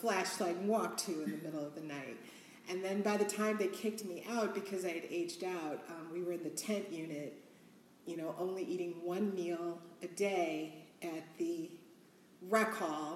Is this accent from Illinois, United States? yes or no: yes; Chicago, Illinois, United States; I am born and raised Southside Chicago